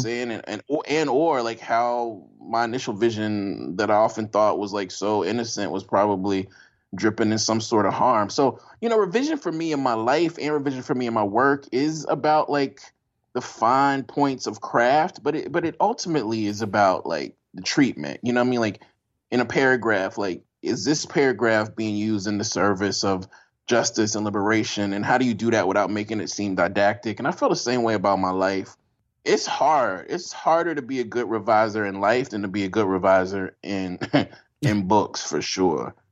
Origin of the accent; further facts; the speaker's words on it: Jackson, Mississippi, United States; moved away as an adult; also born or lived in Oberlin, Ohio / Poughkeepsie, New York; I'm from Jackson, Mississippi